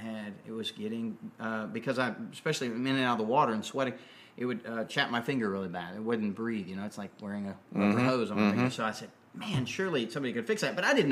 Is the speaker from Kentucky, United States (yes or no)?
no; Alaska, United States; moved away as an adult; now in Nashville, United States; I was born in Alaska and grew up in the guiding industry. My family started in tourism in the 60s, mm-hmm. back when right after Alaska became a state, actually.